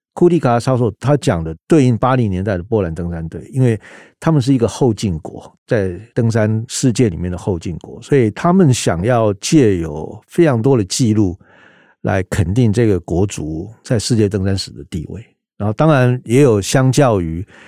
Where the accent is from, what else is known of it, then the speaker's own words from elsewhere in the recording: Taiwan; 我们台湾是一个人治的社会